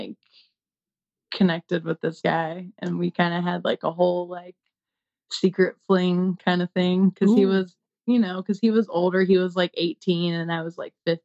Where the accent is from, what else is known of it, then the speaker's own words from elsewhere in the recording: South Carolina, United States; I grew up in South Carolina and they're very like Southern Baptists.